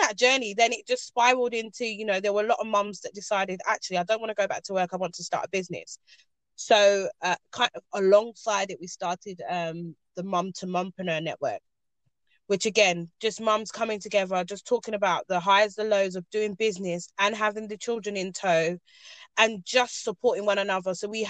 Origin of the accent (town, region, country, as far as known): Ghana